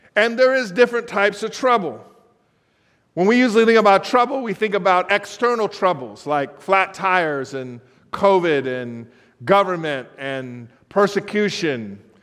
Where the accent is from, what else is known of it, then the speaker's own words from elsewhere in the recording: Los Angeles, California, United States; moved away as an adult; now in Baltimore, United States; I was born in Los Angeles